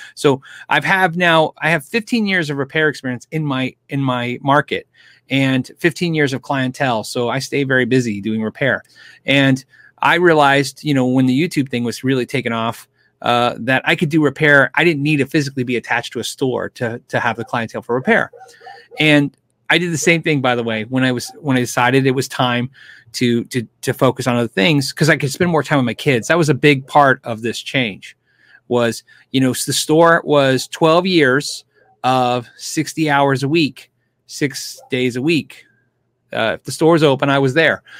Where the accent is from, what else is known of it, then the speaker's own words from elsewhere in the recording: California, United States; I was born in California